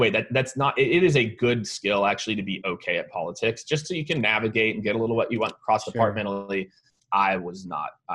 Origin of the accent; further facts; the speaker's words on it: Kansas City, Missouri, United States; also born or lived in Primghar, Iowa / Nebraska; now in Austin, United States; I grew up in Kansas City, right? So you know, we're a barbecue city. Now I live in Austin, Texas